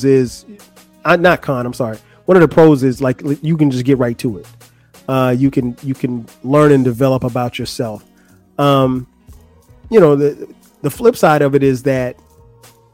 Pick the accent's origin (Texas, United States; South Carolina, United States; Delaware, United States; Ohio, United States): South Carolina, United States; Florence; moved away as an adult; also born or lived in Atlanta, Georgia; Florence, my hometown